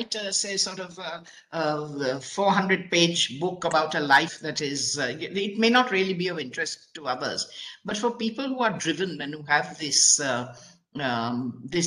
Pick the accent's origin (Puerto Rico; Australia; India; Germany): India; Mumbai, Maharashtra; the home that I grew up in Chowpatty in Bombay